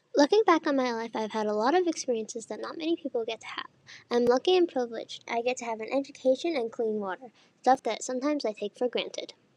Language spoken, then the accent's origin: English; Missoula, Montana, United States; I'm from Missoula